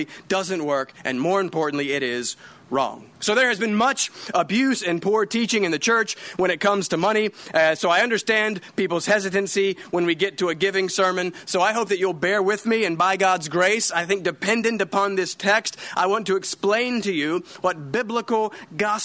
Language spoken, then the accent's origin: English; North Carolina, United States; moved away; My family, we're from the South. We're from North Carolina